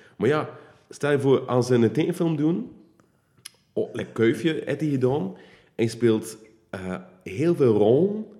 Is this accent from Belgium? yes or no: yes; Wevelgem, Flanders, Belgium; ik eh, ben van Warvik